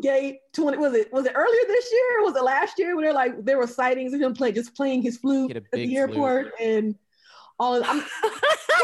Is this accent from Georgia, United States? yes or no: yes; Albany, Georgia, United States; I'm from Albany, Georgia